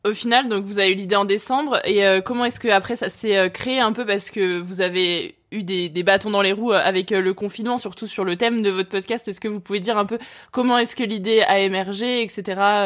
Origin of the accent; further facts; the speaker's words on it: Lyon, Auvergne-Rhône-Alpes, France; je suis originaire de Lyon